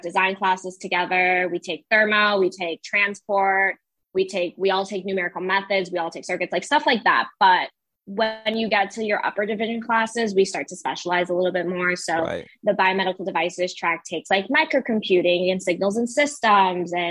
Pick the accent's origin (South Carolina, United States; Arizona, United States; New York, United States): Arizona, United States; I'm born and raised in Arizona